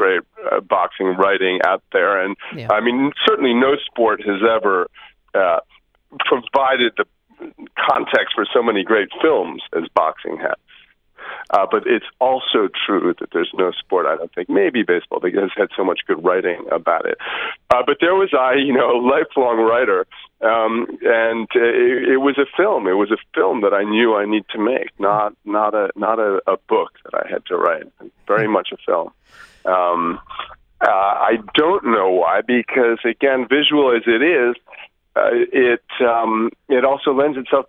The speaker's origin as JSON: {"language": "English", "region": "New York", "country": "United States", "tie": "born or raised there", "said": "my hometown of New York"}